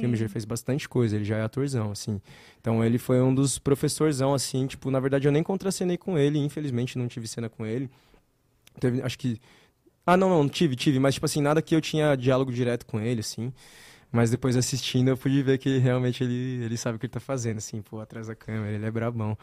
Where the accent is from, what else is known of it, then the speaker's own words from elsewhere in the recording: São Paulo, Brazil; moved away; Eu sou daqui de São Paulo.